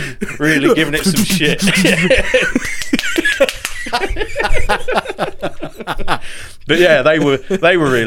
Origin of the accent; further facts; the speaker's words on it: Norfolk, East of England, United Kingdom; accent: Norfolk; my Norfolk accent